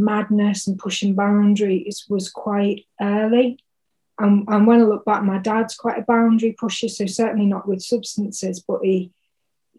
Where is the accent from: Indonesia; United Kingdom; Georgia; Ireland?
United Kingdom; Bromborough, North West England; so I was born on the Wirral, Merseyside, so I'm technically a plastic Scouser